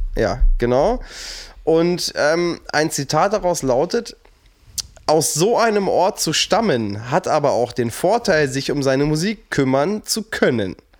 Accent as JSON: {"language": "German", "town": "Burgdorf", "region": "Lower Saxony", "country": "Germany", "said": "ich komme aus Burgdorf, das liegt so zwischen Celle und Hannover"}